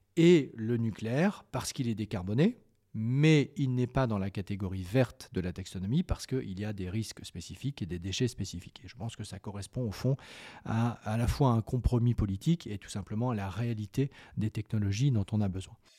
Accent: France; en tant que Français

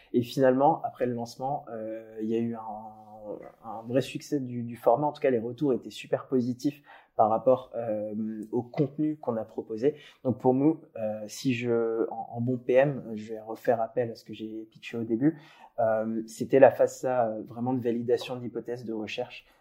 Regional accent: Paris region, Île-de-France, France; moi j'ai grandi en région parisienne

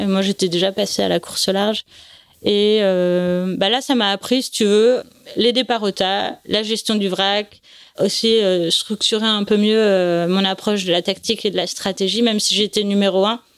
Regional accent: Nice, Provence-Alpes-Côte d'Azur, France; also born or lived in Paris; En fait, je suis née à Paris, ils ont eu la bonne idée de déménager à Nice quand j'avais trois ans

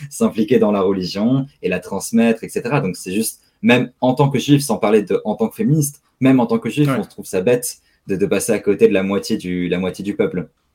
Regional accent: Strasbourg, Grand Est, France; je suis né à Strasbourg, j'ai grandi à Strasbourg

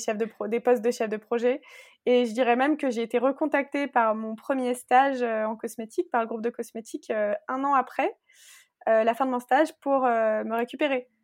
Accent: Alsace, Grand Est, France; also born or lived in Nantes / Paris; je viens d'Alsace

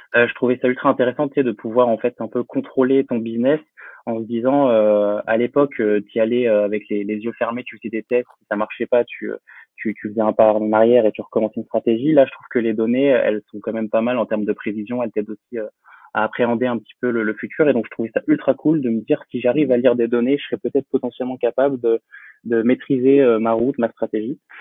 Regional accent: Poitiers, Nouvelle-Aquitaine, France; je suis originaire de Poitiers, dans la Vienne. J'ai euh, j'ai grandi donc là-bas

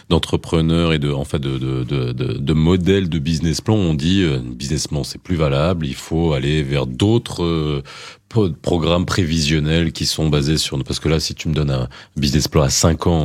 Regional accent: Morocco; je viens du Maroc. je viens du Maroc, j'habite à Casa.

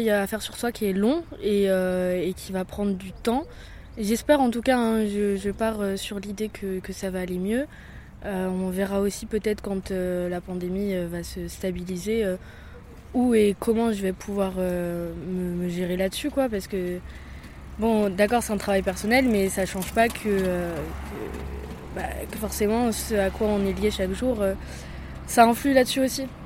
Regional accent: north of Deux-Sèvres, Nouvelle-Aquitaine, France; moved away as an adult; now in Poitiers, France; de Toire, dans le nord de Sèvres, et voilà, je suis venue faire mes études à Poitiers.

